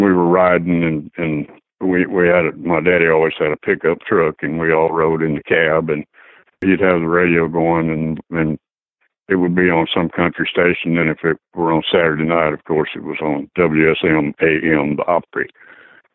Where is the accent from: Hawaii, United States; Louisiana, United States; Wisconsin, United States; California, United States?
Louisiana, United States; Alexandria; also born or lived in West Coast; now in Nashville, United States; I grew up in Alexandria, Louisiana